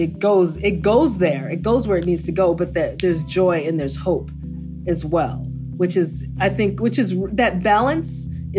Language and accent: English; United States; for me, being Nigerian American, I think that I come at it with a point of view that I think suits the character.